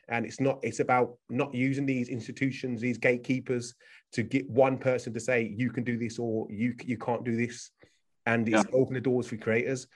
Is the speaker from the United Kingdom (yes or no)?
yes; United Kingdom; I'm from the UK.